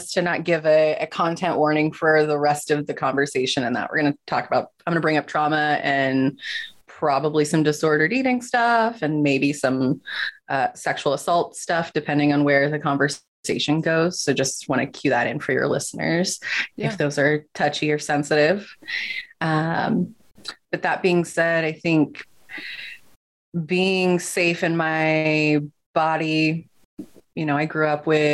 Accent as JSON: {"language": "English", "region": "Southern California", "country": "United States", "also_born_or_lived": "Utah / Los Angeles", "said": "I actually went to college in Utah, even though I am from Southern California"}